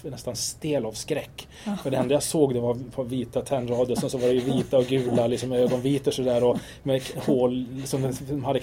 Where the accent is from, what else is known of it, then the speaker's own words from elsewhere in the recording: Kiruna, Norrbotten County, Sweden; also born or lived in Lund; Men alltså, jag är uppvuxen i Kiruna, jag är född i Lund.